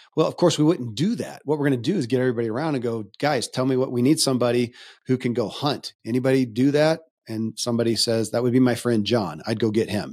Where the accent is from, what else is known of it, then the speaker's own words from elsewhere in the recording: Kentucky, United States; I grew up in Kentucky